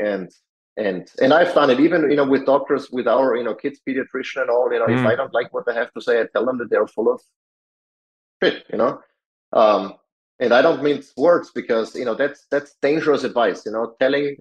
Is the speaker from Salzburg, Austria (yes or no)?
yes; Salzburg, Austria; moved away as an adult; now in United States; Salzburg, when my hometown